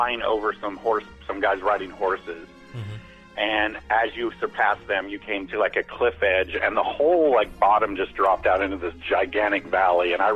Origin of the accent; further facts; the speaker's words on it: California, United States; moved away; I'm from California. I grew up there as a kid